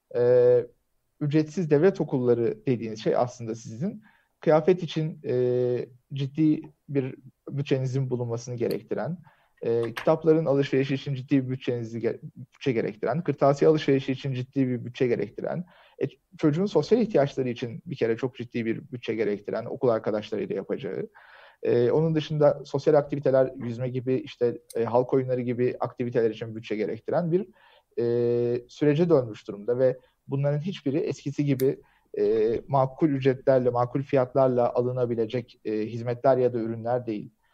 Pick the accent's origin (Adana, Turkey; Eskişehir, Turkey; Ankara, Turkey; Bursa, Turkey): Bursa, Turkey; ben de Bursalıyım